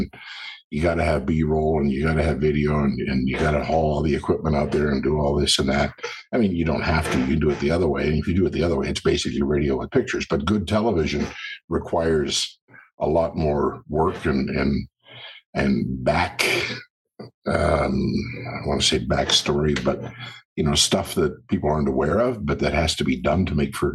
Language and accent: English; Cowichan Valley, British Columbia, Canada; moved away as an adult; also born or lived in Brazil / Vancouver Island; wound up back at my hometown on the West Coast in the Cowichan Valley and worked at my hometown radio station there